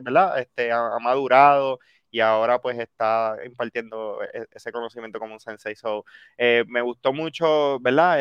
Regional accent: Puerto Rico; yo soy puertorriqueño.

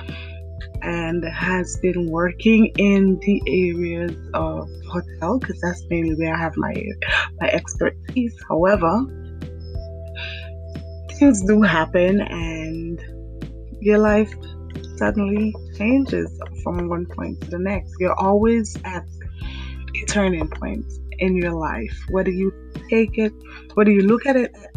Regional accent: St. John's, Saint John, Antigua & Barbuda; I was born in Antigua, St. John's

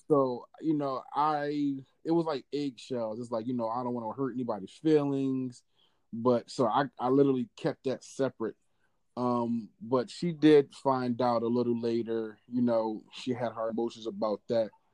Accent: Philadelphia, Pennsylvania, United States; now in Georgia, United States; I'm from Philly

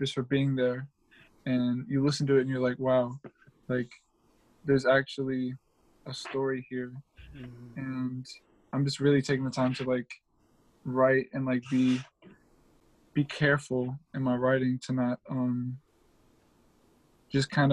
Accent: Raleigh, North Carolina, United States; I'm from Raleigh, North Carolina. I'm North Raleigh. Although I got friends all around town, but that's just where, you know, that's where I grew up.

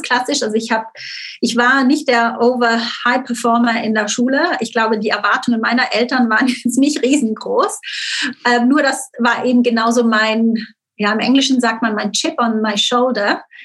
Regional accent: Switzerland; moved away; aufgewachsen bin ich wirklich auf dem Schweizer Dorf, wie man sich so vorstellt, mit den Kühen und den Bergen im Hintergrund am Bodensee.

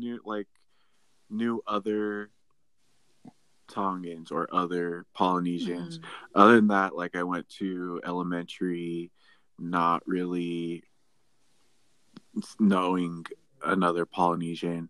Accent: Utah Valley, United States; that is Utah Valley. I grew up in Utah Valley

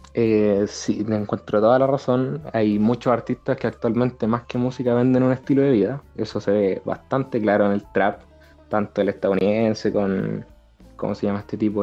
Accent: Chile; los chilenos hablamos rápido. Los chilenos rapeamos absolutamente

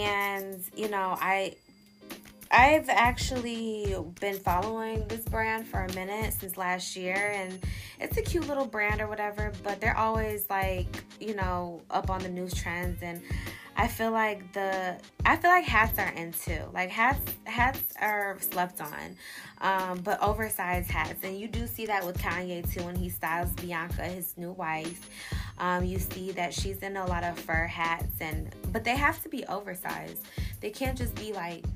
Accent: Detroit, Michigan, United States; also born or lived in Japan; Me being born and raised in Detroit, Michigan, but also growing up in Japan as well

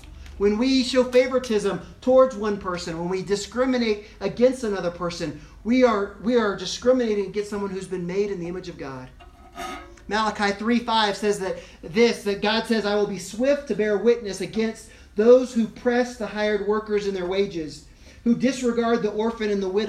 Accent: Equatorial Guinea; When I grew up in Africa, originally we lived in a big city, and I use that term very loosely, a big city like the size of Laramie, in Equatorial Guinea, the biggest city in the country at the time

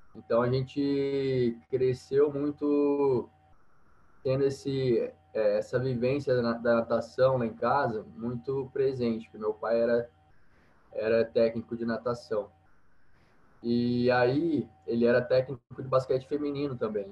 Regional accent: Paraguaçu, Minas Gerais, Brazil; eu sou de uma cidade do sul de Minas, é, chama Paraguaçu, uma cidade pequena, tem 20 mil habitantes

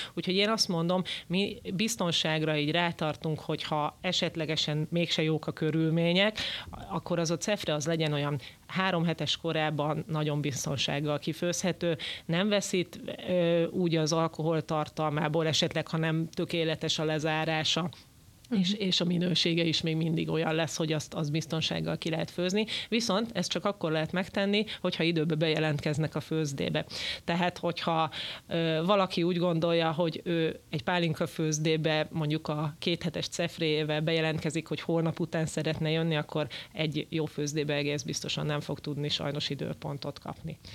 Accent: Hungary; magyarok vagyunk

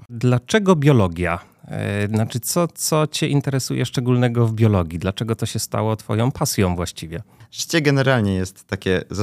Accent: Cieszyn, Silesian Voivodeship, Poland; moved away as an adult; now in Warsaw, Poland; nie jestem z Warszawy, jestem z Cieszyna.

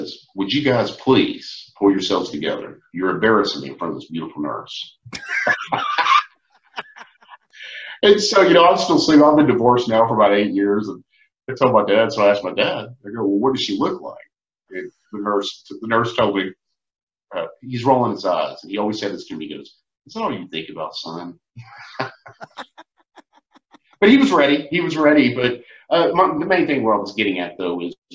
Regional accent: Fort Worth, Texas, United States; There's nothing like the Fort Worth stockyards, man. You know, I'm partial. It's my hometown. You know, that's where I was born and raised.

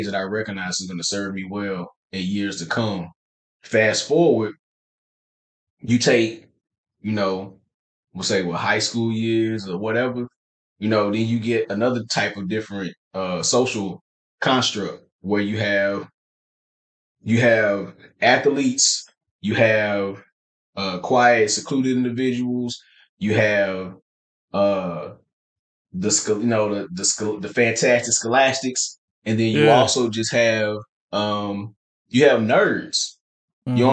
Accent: Nashville, Tennessee, United States; moved away; also born or lived in Dallas, Texas; I'm from Nashville, from Tennessee

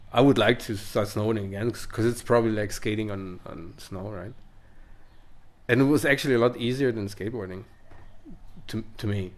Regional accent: Italy; English is a second language; I come from the Western Dolomites

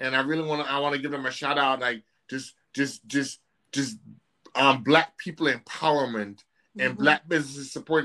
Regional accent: Jamaica; also born or lived in upstate New York; now in New York, United States; I grew up obviously in Jamaica, which is a very relaxed culture

